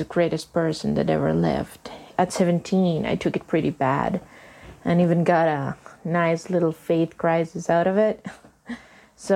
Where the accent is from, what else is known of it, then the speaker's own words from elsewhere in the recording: Costa Rica; I'm from Costa Rica